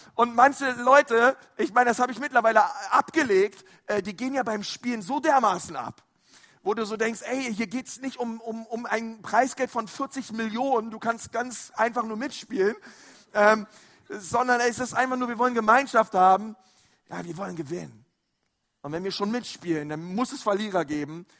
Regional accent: Berlin, Germany; also born or lived in Franconia; now in Nuremberg, Germany; ich bin ja ein Zugezogener, ich bin ja eigentlich ein Berliner. Und ähm, wir in Berlin, wir haben da so manchmal ganz andere Ausdrücke

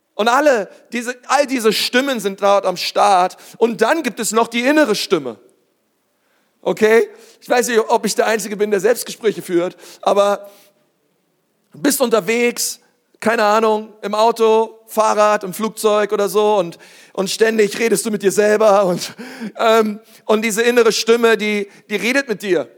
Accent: Berlin, Germany; ich bin Berliner, ich bin in Berlin groß geworden, in der größten Schule Berlins

